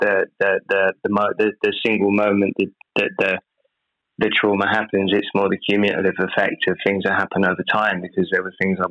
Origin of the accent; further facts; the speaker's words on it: United Kingdom; I'm British.